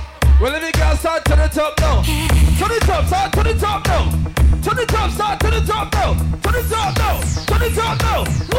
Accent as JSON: {"language": "English", "country": "Jamaica", "said": "Like I said, I'm from Jamaica."}